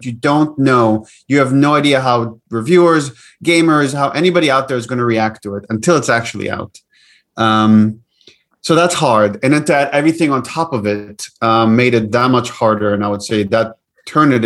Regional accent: Israel; moved away; I grew up in the West Bank, in the Middle East, in Israel, and obviously that I grew up in a culture that very much constantly is in a conversation about the cycle of violence.

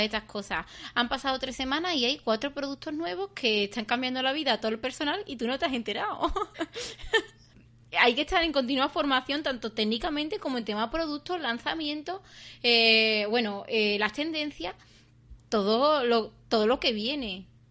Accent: Seville, Andalusia, Spain; en mi pueblo. Aquí en Sevilla

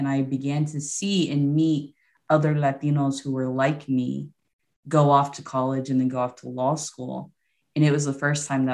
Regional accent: Houston, Texas, United States; also born or lived in San Antonio, Texas / Lubbock, Texas; So I'm originally from Houston, Texas. Well, I was born in San Antonio, but raised since the age of like 3 months old in Houston.

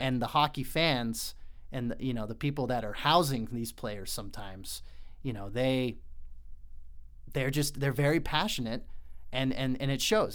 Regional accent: Colorado Springs, Colorado, United States; moved away; also born or lived in Utah; I grew up in Colorado Springs

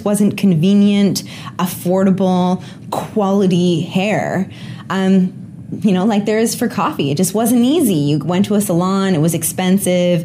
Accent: Canada; I'm a Canadian hanging out in Omaha today.

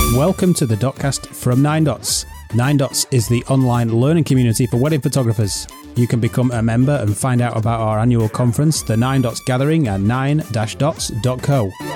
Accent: England, United Kingdom; accent: English; my accent

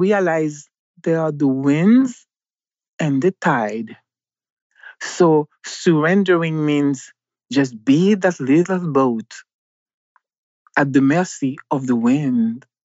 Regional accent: Haiti; moved away as an adult; also born or lived in Mexico / Jamaica / San Diego, California, United States; Growing up in Haiti

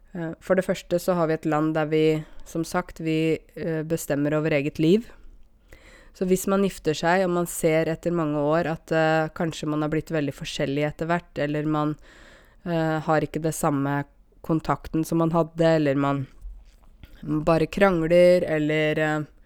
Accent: Norway; jeg vokste opp her i Norge, og jeg har norske foreldre

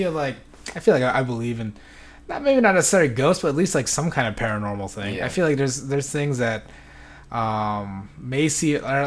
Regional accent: Metro Manila, Philippines; moved away; But there was in my hometown, the Philippines. Like I lived in it was a city like outside Manila, so fairly close in the Metro Manila area.

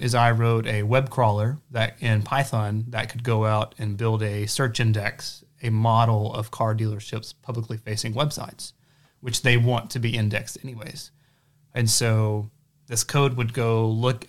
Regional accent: Hayden, Alabama, United States; now in Huntsville, United States; I'm from Hayden, Alabama. It's about an hour south

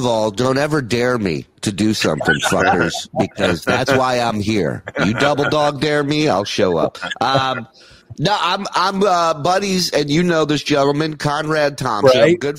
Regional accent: Israel; born there; I was born in Israel, right? My parents are immigrants.

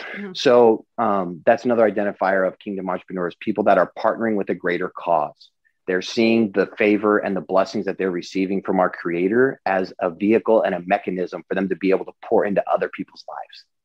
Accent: Eastern Washington State, United States; moved away as an adult; also born or lived in Los Angeles; I grew up in Eastern Washington State in a really small town of less than a thousand

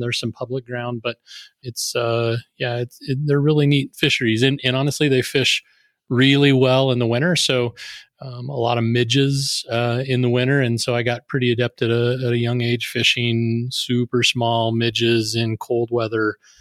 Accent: Sidney, Nebraska, United States; I grew up in Sydney, Nebraska

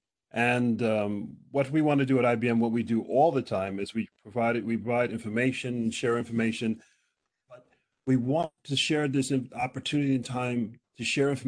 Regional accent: United States; now in Norway; I'm American

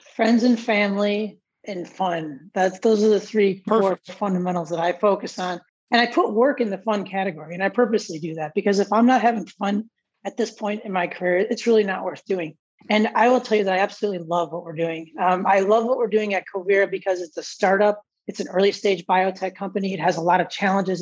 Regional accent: Palatine, Illinois, United States; growing up in Palatine and going to Palatine High School

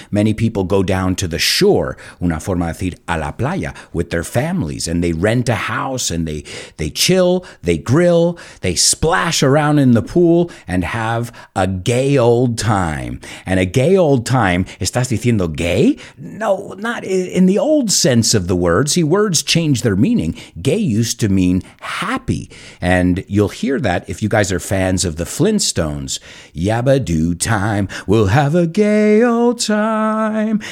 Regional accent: United States

